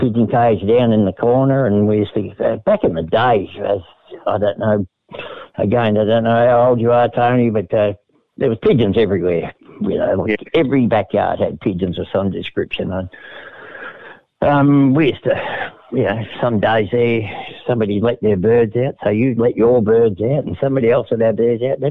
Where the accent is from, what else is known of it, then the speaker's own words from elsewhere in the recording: Reservoir, Victoria, Australia; also born or lived in Preston, Victoria; I lived in Reservoir, actually. That's where I was born in Preston. Moved the whole way out in the sticks to Reservoir.